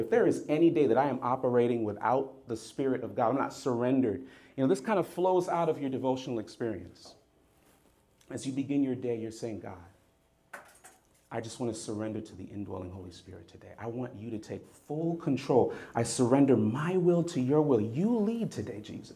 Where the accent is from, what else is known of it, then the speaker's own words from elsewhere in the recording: Jamaica; also born or lived in United States; In Jamaica, we have this saying, so please forgive me. I'm Jamaican American